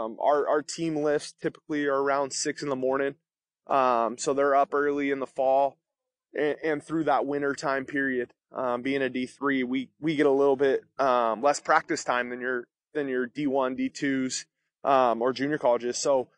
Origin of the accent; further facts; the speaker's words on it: Vallejo, California, United States; So I grew up in the Bay Area of California, in Vallejo, California, and went to St. Patrick, St. Vincent High School and graduated from there